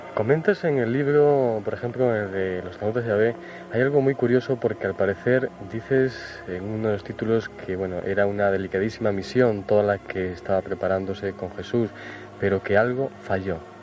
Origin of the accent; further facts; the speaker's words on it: Cáceres, Extremadura, Spain; en mi tierra también mágica